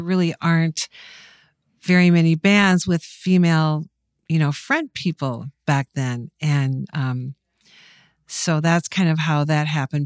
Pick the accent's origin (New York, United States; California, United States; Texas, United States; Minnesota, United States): Minnesota, United States; Mankato; I grew up in Mankato, which, believe it or not, was a hotbed of talent and music